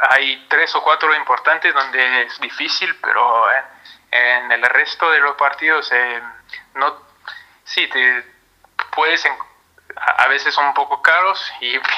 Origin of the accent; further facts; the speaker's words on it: Paris, Île-de-France, France; Spanish is a second language; Bueno, la ciudad es, bueno, soy parisino, nací en París, hincha del PSG, todo, así que no te voy a dar no te voy